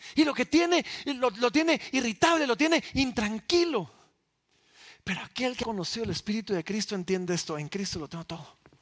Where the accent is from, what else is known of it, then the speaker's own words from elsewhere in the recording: Guatemala; somos realeza guatemalteca